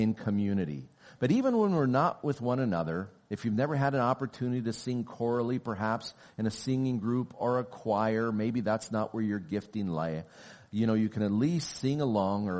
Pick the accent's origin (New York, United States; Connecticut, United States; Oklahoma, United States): Oklahoma, United States; now in Canada; I was born and raised in Oklahoma